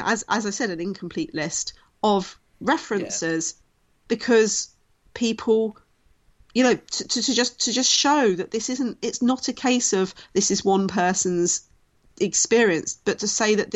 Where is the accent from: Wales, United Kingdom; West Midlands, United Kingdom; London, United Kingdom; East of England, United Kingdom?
London, United Kingdom; I grew up in Southeast London, in Lewisham, which is the most diverse borough of London